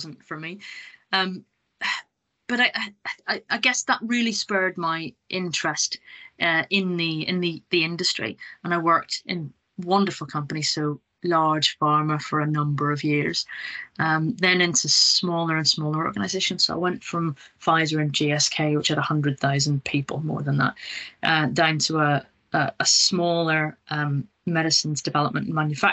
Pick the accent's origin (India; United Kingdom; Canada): United Kingdom; Northern Ireland; moved away as an adult; also born or lived in Scotland / Nottingham; I'm originally from Northern Ireland. I left a long time ago, went to Scotland to do my undergraduate degree, and then went to Nottingham to do a PhD.